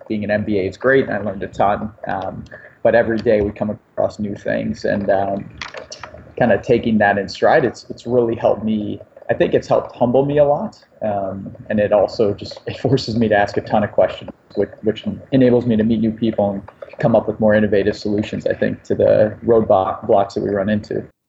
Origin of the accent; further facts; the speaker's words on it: Cleveland, Ohio, United States; I grew up in Cleveland, Ohio